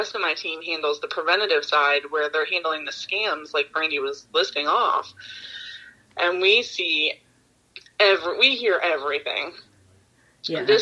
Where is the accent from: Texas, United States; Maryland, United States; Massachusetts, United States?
Maryland, United States; Baltimore; Yeah, no, I'm from Baltimore.